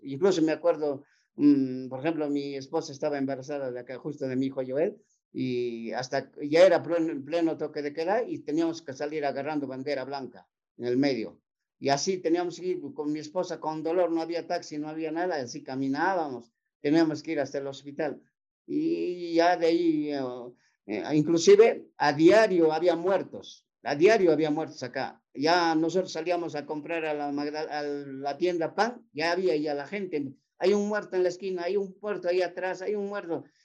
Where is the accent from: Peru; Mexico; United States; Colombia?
Peru; Ayacucho; casi todo lo que somos guamanguinos nomás, ayacuchanos, guamanguinos más que nada